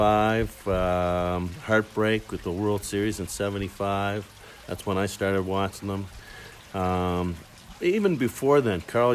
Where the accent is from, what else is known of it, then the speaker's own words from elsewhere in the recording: Nova Scotia, Canada; I'm from Nova Scotia, Canada, which is close to Boston. Growing up, there's a huge Boston Red Sox connection in Nova Scotia and Eastern Canada.